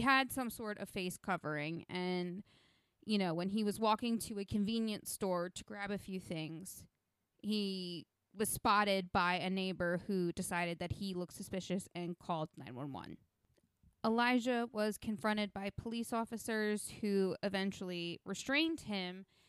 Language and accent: English; New Jersey, United States; my home state slash state where I live